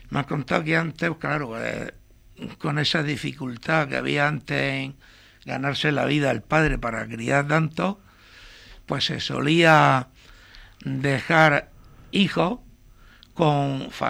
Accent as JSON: {"language": "Spanish", "town": "Torre Pacheco", "region": "Region of Murcia", "country": "Spain", "tie": "born or raised there", "also_born_or_lived": "Los Pérez, El Carmolí", "said": "Y me vine con meses y estoy batizado aquí, en Torre Pacheco. soy de aquí."}